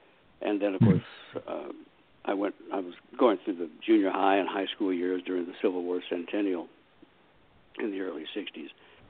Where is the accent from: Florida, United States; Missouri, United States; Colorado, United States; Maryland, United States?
Missouri, United States; Independence; I was born in Independence, Missouri, which is right outside Kansas City.